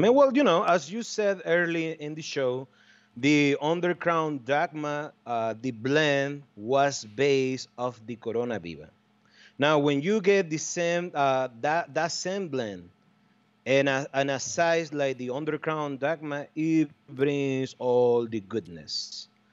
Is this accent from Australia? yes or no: no; Estelí, Nicaragua; my hometown, in Esteli, Nicaragua